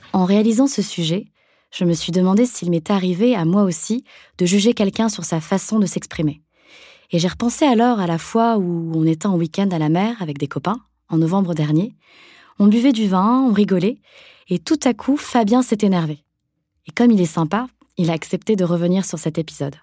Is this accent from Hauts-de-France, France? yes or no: yes; Lille, Hauts-de-France, France; Je suis née à Lille, dans le nord de la France